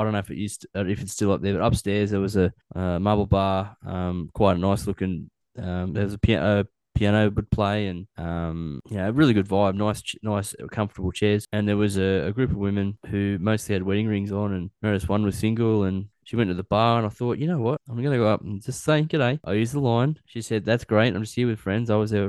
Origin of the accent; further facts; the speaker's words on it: Cessnock, New South Wales, Australia; bogan. I'm from Cessnock, mate.